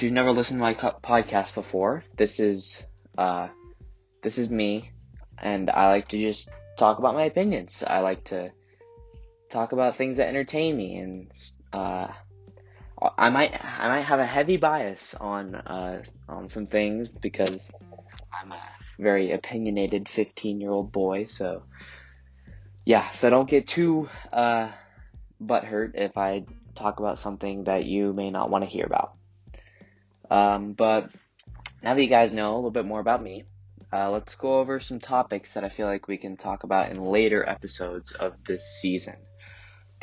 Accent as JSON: {"language": "English", "region": "Colorado", "country": "United States", "tie": "born or raised there", "said": "I was born and raised in Colorado"}